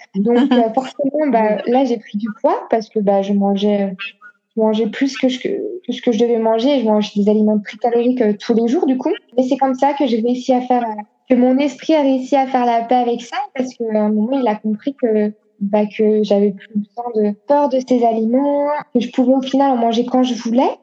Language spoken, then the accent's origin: French; Annecy, Auvergne-Rhône-Alpes, France; moved away; also born or lived in Lille / China; je viens de Haute-Savoie, Annecy, donc on est entouré par les montagnes.